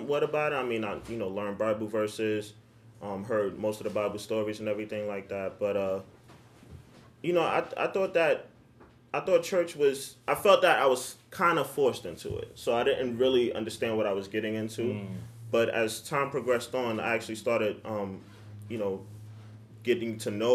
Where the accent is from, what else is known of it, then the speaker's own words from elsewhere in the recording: New York City, New York, United States; also born or lived in Staten Island, New York; I'm originally from Harlem, but I currently reside in Staten Island, New York